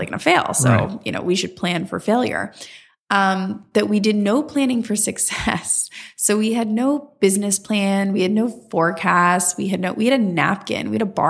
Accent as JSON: {"language": "English", "town": "West Palm Beach", "region": "Florida", "country": "United States", "tie": "born or raised there", "moved": "as an adult", "lives_now": "New York City, United States", "said": "I'm originally from Florida."}